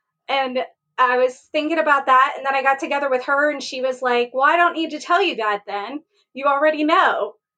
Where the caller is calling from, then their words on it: Morgantown, West Virginia, United States; I'm located in Morgantown, West Virginia, home of the Mountaineers.